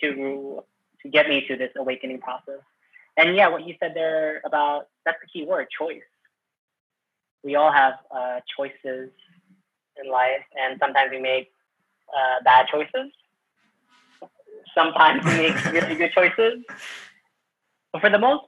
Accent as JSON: {"language": "English", "town": "Manila", "region": "Metro Manila", "country": "Philippines", "tie": "born or raised there", "said": "So I was born in the Philippines and from Manila"}